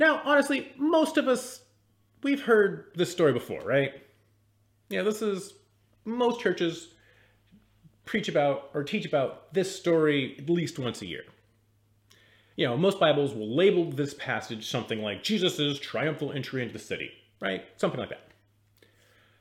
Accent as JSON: {"language": "English", "town": "Seattle", "region": "Washington", "country": "United States", "tie": "born or raised there", "said": "I grew up in the Seattle area in the 90s."}